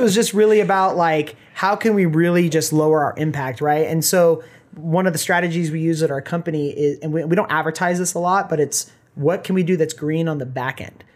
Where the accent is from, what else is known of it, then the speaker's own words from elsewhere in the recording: Orange County, Los Angeles area, California, United States; moved away as an adult; now in Bend, United States; I was born in Orange County, Los Angeles area